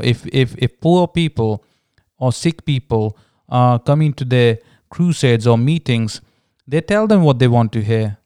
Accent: India; growing up in India, uh, being born to a Hindu family

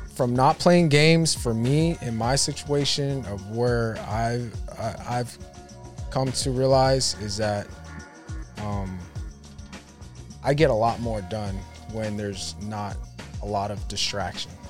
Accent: Sacramento, California, United States; I grew up in Oak Park, which is like the hood of Sacramento, hood. right? South Sacramento

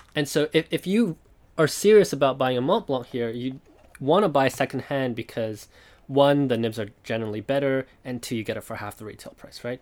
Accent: Taiwan; now in Japan; I was born in Taiwan, I live in Japan now

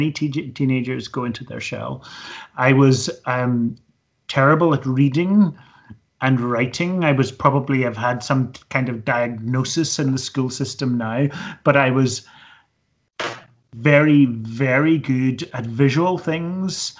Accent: Belfast, Northern Ireland, United Kingdom; now in Edinburgh, United Kingdom; I grew up in Belfast in Northern Ireland in the 1970s

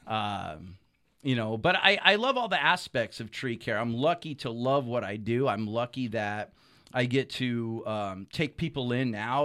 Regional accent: Solano County, California, United States; I grew up in Solano County on the other side of the hills

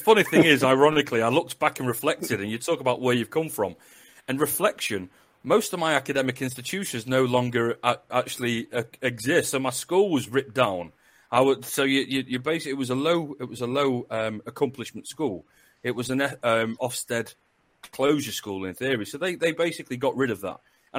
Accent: Northern England, United Kingdom; accent: northern; now in West Midlands, United Kingdom; I used to work at Coventry University, and she just said about my northern accent.

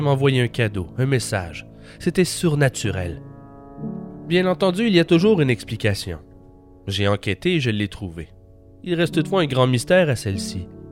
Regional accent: Quebec, Canada; je suis hors du Québec depuis plus d'un an.

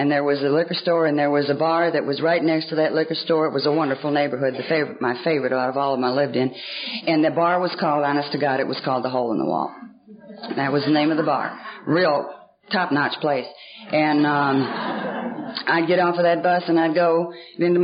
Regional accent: Atlanta, Georgia, United States; I was raised in Atlanta, the bulk of my life in Atlanta, Georgia. And I was raised on the north side of Atlanta

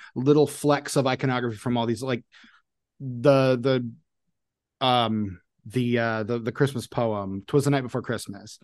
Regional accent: Indianapolis, Indiana, United States; I grew up in Indianapolis

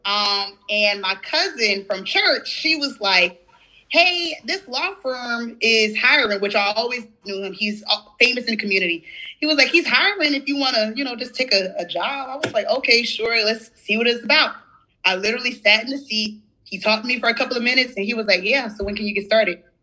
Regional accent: St. Stephen, South Carolina, United States; I'm from St. Stephen, South Carolina

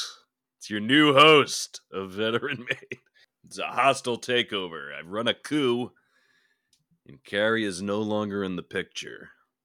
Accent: Rhode Island, United States; I grew up in Rhode Island, very rural part of Rhode Island.

